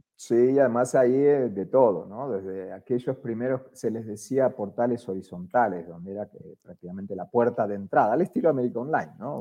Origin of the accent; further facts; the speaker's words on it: Argentina; accent: Argentine; moved away as an adult; now in Colombia; yo soy argentino, si no se, nota por, mi acento